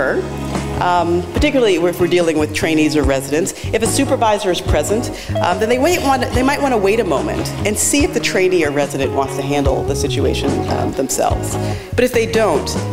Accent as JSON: {"language": "English", "town": "New York City", "region": "New York", "country": "United States", "said": "I'm from New York City"}